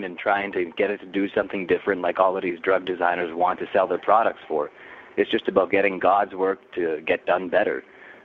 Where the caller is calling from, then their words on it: Toronto, Ontario, Canada; I'm calling from Toronto, Canada